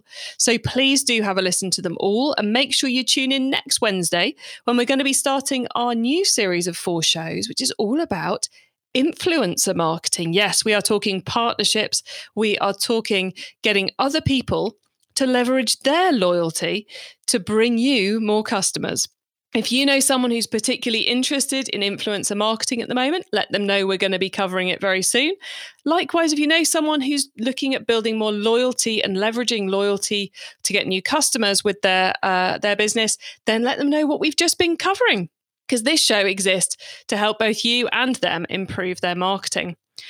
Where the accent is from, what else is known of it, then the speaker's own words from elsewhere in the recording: United Kingdom; I'm British